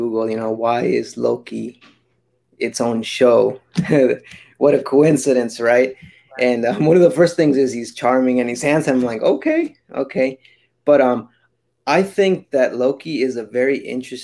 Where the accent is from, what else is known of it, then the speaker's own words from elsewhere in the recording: El Salvador; moved away; I'm from El Salvador and I am a graphic designer here in local area.